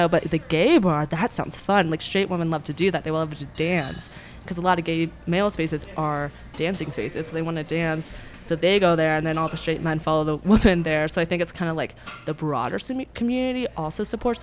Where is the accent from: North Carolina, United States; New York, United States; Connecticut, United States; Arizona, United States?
Arizona, United States; Phoenix; now in Denver, United States; I'm from Phoenix originally